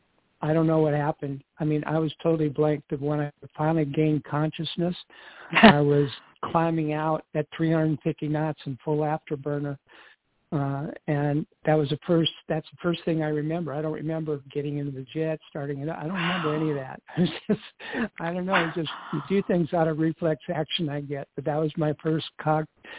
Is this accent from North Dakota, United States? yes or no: yes; Fargo, North Dakota, United States; moved away as an adult; I'm born and raised in Fargo, North Dakota